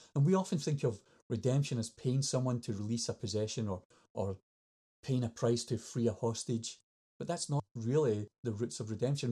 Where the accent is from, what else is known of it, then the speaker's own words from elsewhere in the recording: Scotland, United Kingdom; I'm Scottish